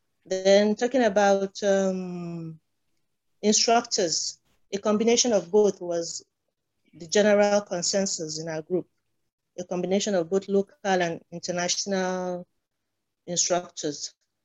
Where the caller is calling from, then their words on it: Abuja, Federal Capital Territory, Nigeria; Abuja, Nigeria.